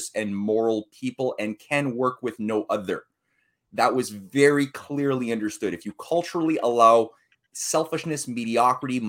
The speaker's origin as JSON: {"language": "English", "country": "Canada", "said": "here I'm a Canadian."}